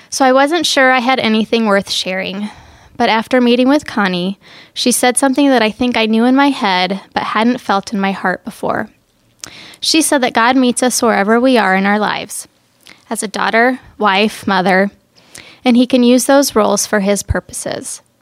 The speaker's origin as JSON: {"language": "English", "town": "Cairo", "region": "Cairo Governorate", "country": "Egypt", "tie": "born there", "said": "I was born in Cairo, Egypt. I'm the youngest of three girls."}